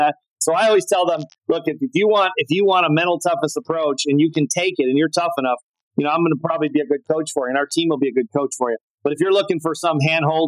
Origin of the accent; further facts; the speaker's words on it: Chicago, Illinois, United States; I grew up in Chicago, which was one of the strongholds in the entire world of tennis